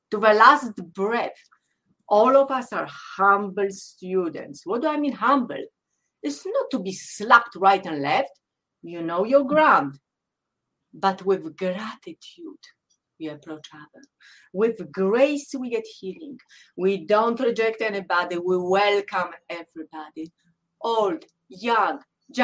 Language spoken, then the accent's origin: English; Poland; English is a second language; moved away as an adult; growing up in Poland, I was selected very young in my life to be so-called athlete nerd